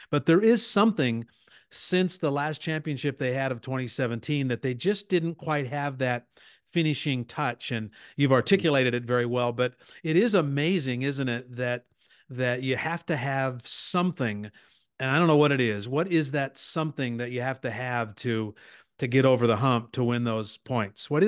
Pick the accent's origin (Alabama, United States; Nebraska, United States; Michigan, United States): Nebraska, United States; moved away as an adult; also born or lived in California; I grew up in Nebraska, but, and, uh, but came back here not long before you came to the university